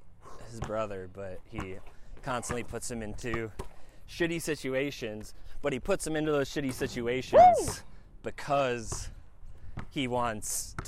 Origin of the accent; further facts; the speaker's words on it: New York, United States; I grew up in New York.